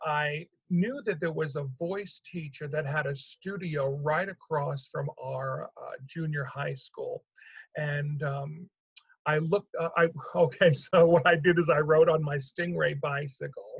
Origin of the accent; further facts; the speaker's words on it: New York, United States; also born or lived in South Ozone Park, Queens / Valley Stream, Long Island; I'm from New York. I was born in South Ozone Park, which is a borough in Queens. And then I moved at 9 years old. We moved to Long Island to Valley Stream